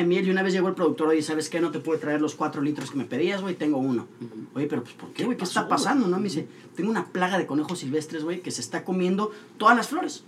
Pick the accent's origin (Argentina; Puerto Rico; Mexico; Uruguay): Mexico; Monterrey, Nuevo León; also born or lived in Mexico City; nacimos en la Ciudad de México, pero muy, muy chiquitos nos vivimos para acá